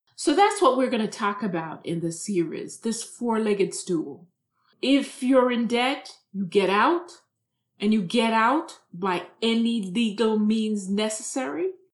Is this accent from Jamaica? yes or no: yes; Jamaica; moved away as an adult; also born or lived in New York City / Camden; now in United States; I was born and raised in Jamaica